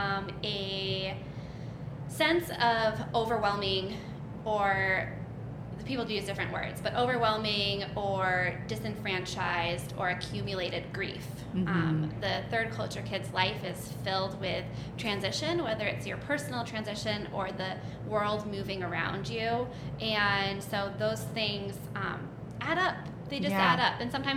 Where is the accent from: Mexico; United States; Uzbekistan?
Uzbekistan; I grew up in Central Asia. I moved there when I was 6 years old, and I did all of my schooling and growing up years in this tiny country in the middle of nowhere that no one knows the name of.